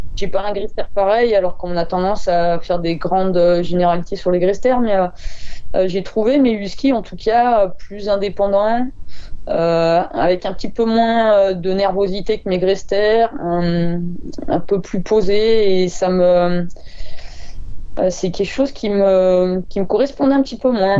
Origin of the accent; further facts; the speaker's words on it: Ardèche, Auvergne-Rhône-Alpes, France; je suis d'Ardèche.